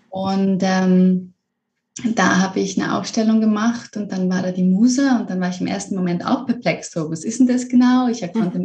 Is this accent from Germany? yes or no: no; Switzerland; Ich komme aus der Schweiz ursprünglich